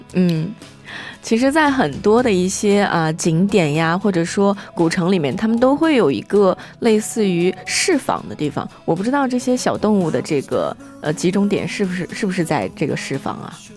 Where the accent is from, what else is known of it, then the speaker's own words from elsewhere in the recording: China; 我们中国人